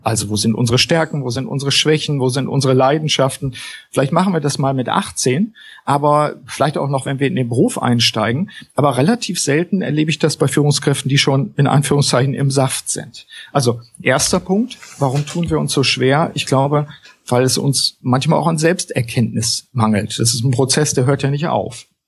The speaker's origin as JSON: {"language": "German", "town": "Osnabrück", "region": "Lower Saxony", "country": "Germany", "said": "Ich komme aus Osnabrück, deswegen gilt das Moin hier auch noch."}